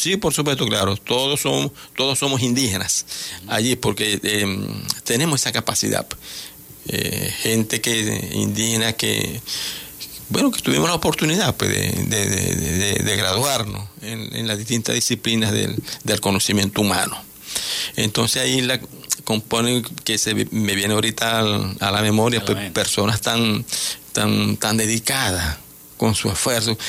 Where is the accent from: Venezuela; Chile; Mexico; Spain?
Venezuela; nosotros los indígenas guayún somos, somos una gran nación pero también entendemos que lo que nacimos de este lado, nosotros somos venezolanos